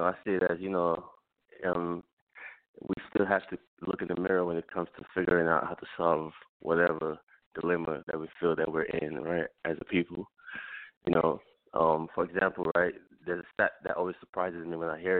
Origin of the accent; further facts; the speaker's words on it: Lagos, Nigeria; moved away; I was born in Lagos, Nigeria